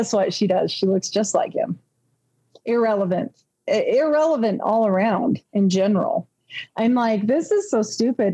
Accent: Pocatello, Idaho, United States; moved away; I grew up in Pocatello for about 10 years of my younger life

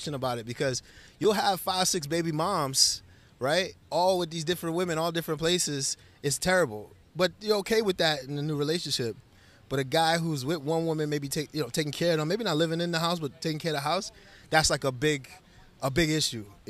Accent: Nigeria; I come from Nigeria. My father's Nigerian

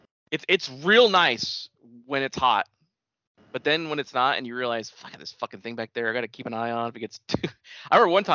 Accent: California, United States; born there; Yep, I was born in the Bay Area and then decided, no, we're going to the suburbs, so we came here.

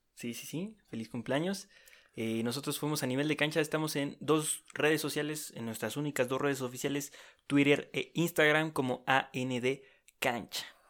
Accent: Mexico; somos mexicanos

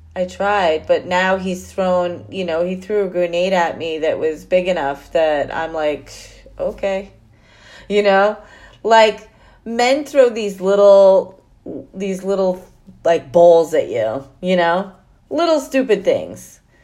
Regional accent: New York, United States; I'm a New Yorker. I'm proud of that.

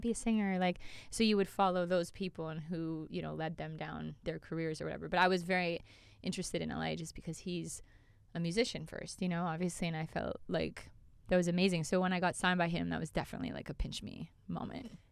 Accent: Calgary, Alberta, Canada; I'm from Cal-, Calgary, Canada

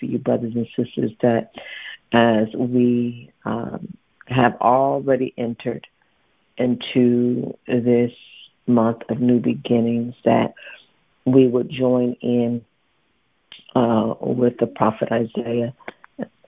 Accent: Dayton, Ohio, United States; moved away; I'm from Dayton, Ohio

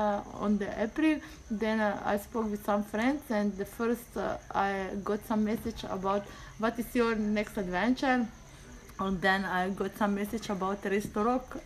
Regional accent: Slovenia; English is a second language; I'm from Slovenia.

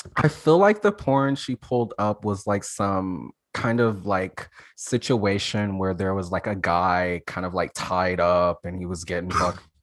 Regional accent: Alabama, United States; I'm from Alabama so like I always thought it was terrible growing up in Alabama

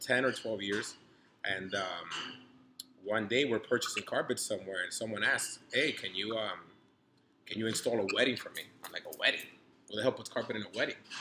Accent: New York City, New York, United States; also born or lived in Dominican Republic; I grew up in New York City in the '90s.

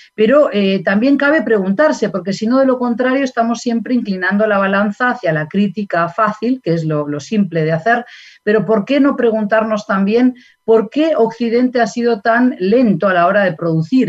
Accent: Basque Country, Spain; moved away; yo acabo de regresar del País Vasco de mi tierra natal y de España

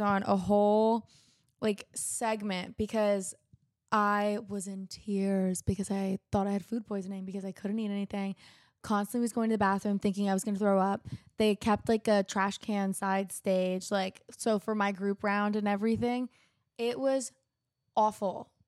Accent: West Palm Beach, Florida, United States; now in Nashville, United States; I grew up in South Florida, like West Palm Beach

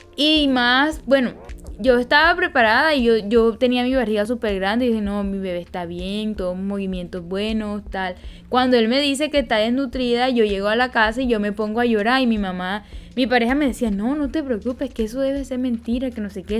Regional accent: Peñoncito, Magdalena, Colombia; soy de Peñoncito Magdalena

